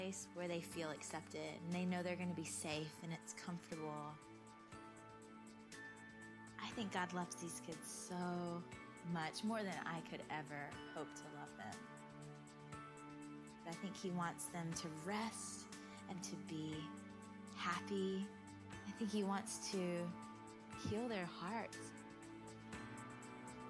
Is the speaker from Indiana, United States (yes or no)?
no; Georgia, United States; I grew up in Georgia, mostly at my grandmother's house because my mom and dad were divorced.